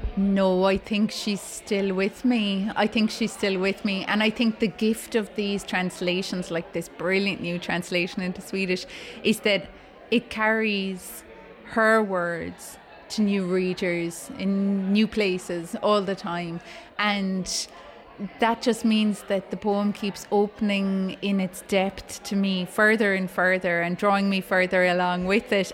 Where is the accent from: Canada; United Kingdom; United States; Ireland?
Ireland; as an Irish writer